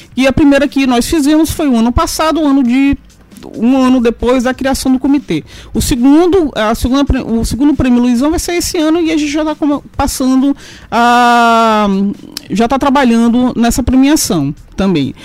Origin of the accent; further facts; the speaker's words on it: São Luís, Maranhão, Brazil; also born or lived in Lisbon; Eu nasci em São Luís, sou ludovicense